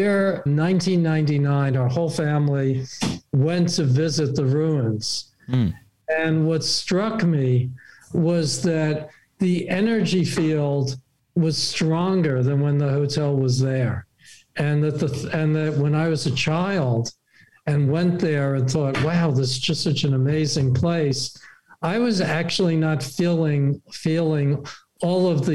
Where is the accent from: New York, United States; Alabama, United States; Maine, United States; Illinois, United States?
New York, United States; New York City; I grew up in New York City.